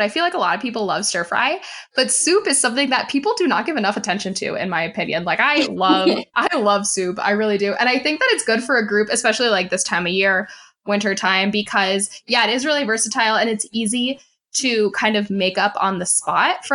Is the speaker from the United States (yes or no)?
yes; Florida, United States; now in West Coast, United States; in Florida, where I'm originally from. Now I live on the West Coast